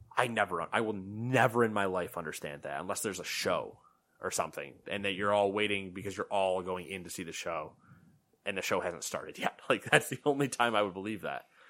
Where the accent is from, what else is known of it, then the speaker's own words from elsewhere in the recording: New York, United States; "Where are you from?" We're like, "New York."